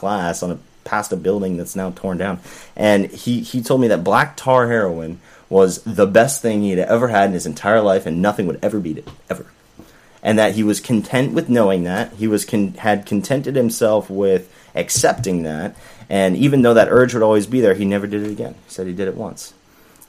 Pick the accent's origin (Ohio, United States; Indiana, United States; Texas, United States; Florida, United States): Florida, United States; also born or lived in Tulsa, Oklahoma; I grew up in Florida primarily